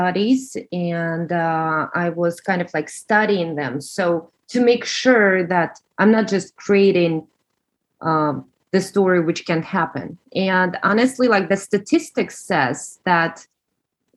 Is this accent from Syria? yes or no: no; Russia; accent: Russian; English is a second language; moved away; you hear from my accent that I'm Russian